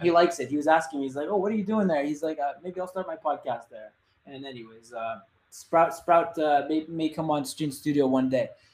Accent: Montreal, Quebec, Canada; I'm from Montreal

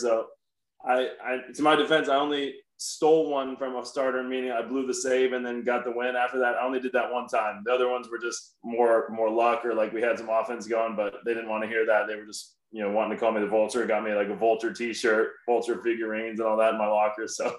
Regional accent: Chicago, Illinois, United States; born there; now in Cincinnati, United States; So I was born originally in Chicago, Illinois, moved around a lot, but I've been in Cincinnati for about 25 years now. You know, feel like it's my hometown for sure and still live here in the off seasons.

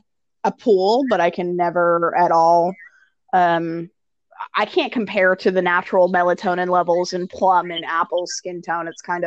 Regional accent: North Carolina, United States; moved away; my home state of North Carolina

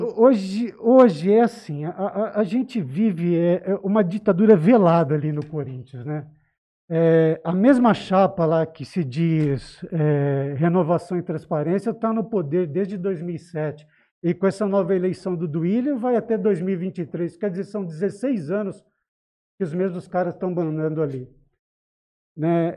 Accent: São Paulo, Brazil; now in Jales, Brazil; Eu sou paulistano do Tatuapé

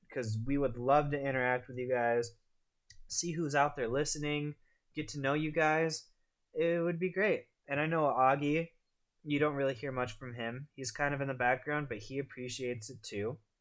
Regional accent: United States; I'm a I'm a American, living the American dream

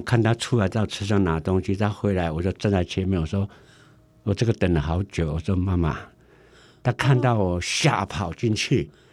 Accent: Taiwan; now in United States; 我们台湾的文化

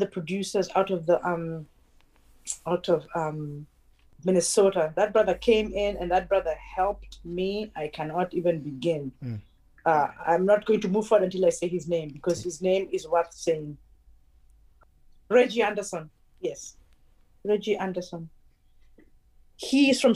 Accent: Kenya; I'm from Kenya

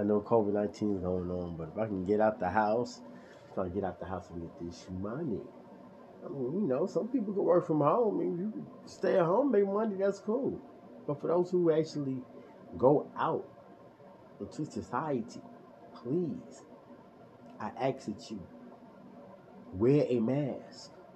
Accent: New York City, New York, United States; also born or lived in Bronx; I'm from Brooklyn, New York.

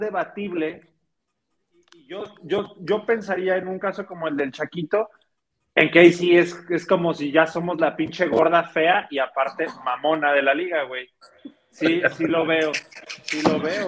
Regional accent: Mexico; de nuestra idiosincrasia como mexicanos

